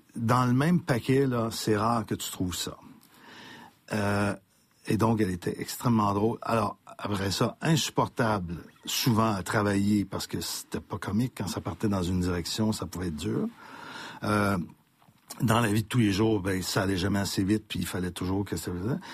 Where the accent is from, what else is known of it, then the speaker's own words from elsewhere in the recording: Montreal, Quebec, Canada; j'ai grandi à Saint-Michel ville Saint-Michel de Mon père était épicier